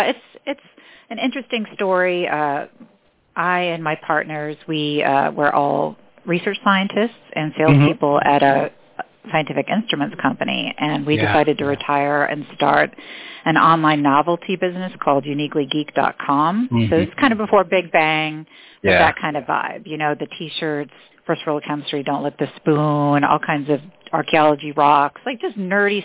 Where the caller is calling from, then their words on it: Dunedin, Florida, United States; I'm calling from Dunedin, Florida, which is about 15 minutes north of Clearwater Beach.